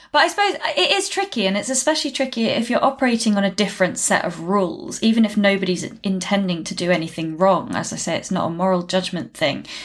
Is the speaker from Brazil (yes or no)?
no; United Kingdom; as a Brit